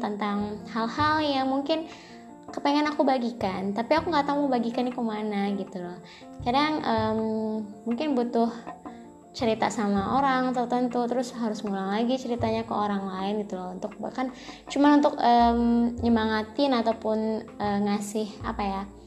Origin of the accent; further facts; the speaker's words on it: Jambi, Indonesia; aku berasal dari Jambi